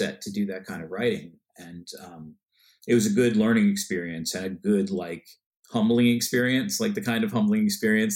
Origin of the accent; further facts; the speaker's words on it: Westchester, New York, United States; now in New York City, United States; I was born in Westchester and then moved